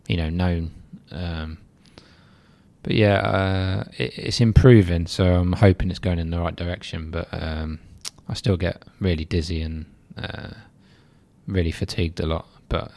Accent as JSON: {"language": "English", "region": "South East England", "country": "United Kingdom", "lives_now": "Leicester, United Kingdom", "said": "I'm originally from Surrey. I'm a Chelsea fan, but I sort of support Leicester as well because I've been there so long."}